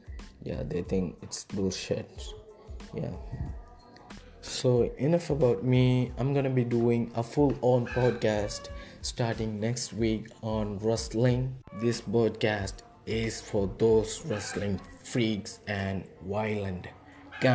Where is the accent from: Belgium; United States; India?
India; I'm from India.